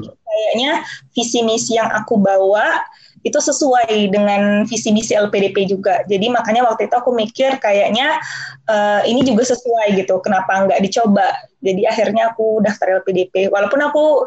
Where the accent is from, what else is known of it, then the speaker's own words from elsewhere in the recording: Jambi, Indonesia; moved away as an adult; now in Netherlands; aku uh, asli da dari anak daerah ya bisa dikatakan aku lahir di Jambi